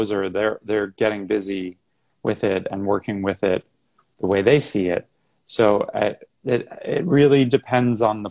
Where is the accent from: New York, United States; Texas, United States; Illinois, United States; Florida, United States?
New York, United States; Massapequa; also born or lived in Houston; I'm from New York. I grew up on Long Island, not far from New York City, just about 30 miles in a town called Massapequa